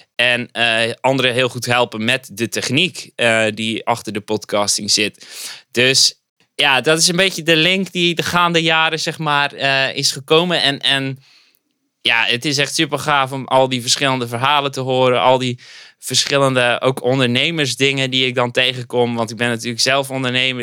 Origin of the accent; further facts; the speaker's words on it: Zeelandic Flanders, Netherlands; moved away as an adult; now in Dordrecht, Netherlands; een ras-echte Zeeuw, om maar even te zeggen. Ik kom oorspronkelijk uit Zeeuws-Vlaanderen. heb ik zo'n 25 jaar gewoond